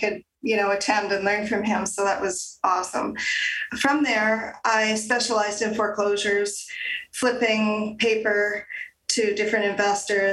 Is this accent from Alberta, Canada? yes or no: yes; Calgary, Alberta, Canada; also born or lived in Gravelbourg, Saskatchewan / Moose Jaw, Saskatchewan / Pincher Creek, Alberta; I grew up there until I was 10 and then moved to the big city of Calgary. I've been here ever since